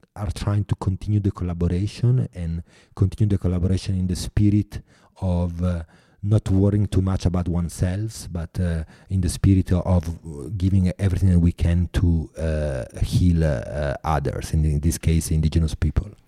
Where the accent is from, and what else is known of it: Italy; accent: Italian; English is a second language